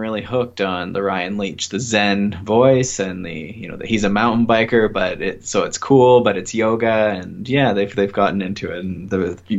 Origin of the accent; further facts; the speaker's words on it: Ontario, Canada; I'm a kinesiologist from Ontario, Canada